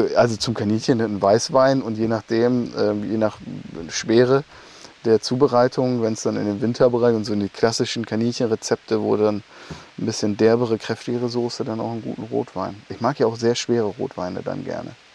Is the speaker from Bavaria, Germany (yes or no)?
no; Emsland, Lower Saxony, Germany; bei uns im Emsland, auf diesen sandigen Böden